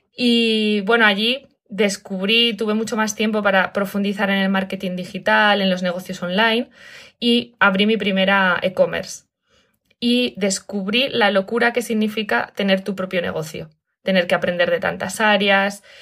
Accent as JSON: {"language": "Spanish", "country": "Spain", "moved": "yes", "said": "me ha pillado en España, que es de donde soy"}